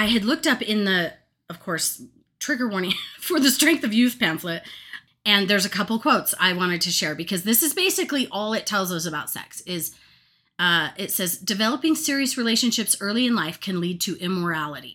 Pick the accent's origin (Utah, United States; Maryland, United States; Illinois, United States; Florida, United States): Utah, United States; we grew up in Utah too